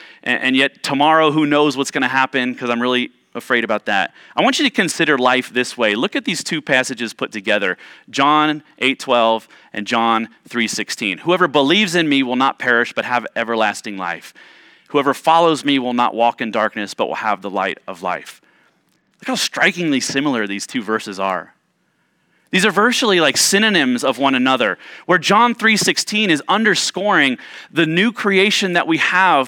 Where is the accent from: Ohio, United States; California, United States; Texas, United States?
Ohio, United States; Growing up in Central Ohio, we had a basement, like most homes there in Ohio, we had a basement